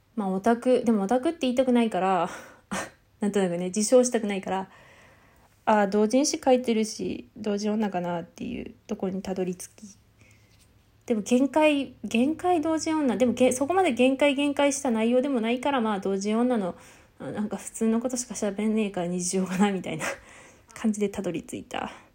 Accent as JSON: {"language": "Japanese", "region": "Tohoku", "country": "Japan", "accent": "Tohoku-ben", "said": "自分の東北弁を聞くと、なんかね、東北弁っていう認識じゃないから、ほら、なんか、こう、何、ネイティブだからね"}